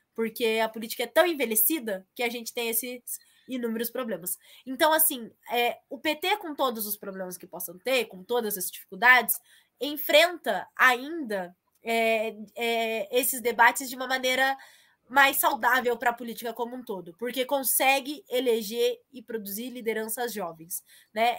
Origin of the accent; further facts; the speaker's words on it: Assis, São Paulo, Brazil; now in Curitiba, Brazil; A minha família é do interior, né? Nós somos de Assis